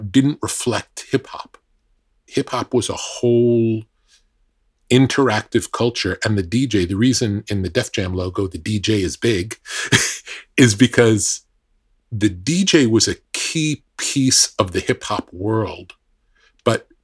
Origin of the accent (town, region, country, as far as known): New York, United States; born or raised there